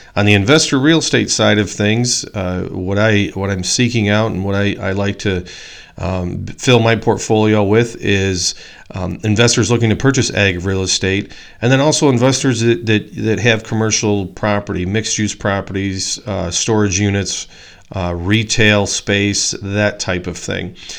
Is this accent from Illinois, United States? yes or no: yes; Poplar Grove, Illinois, United States; I grew up in Poplar Grove, Illinois